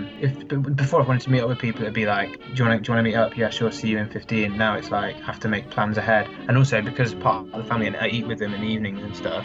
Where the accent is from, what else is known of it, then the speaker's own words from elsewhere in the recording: England, United Kingdom; moved away as an adult; now in France; I'm English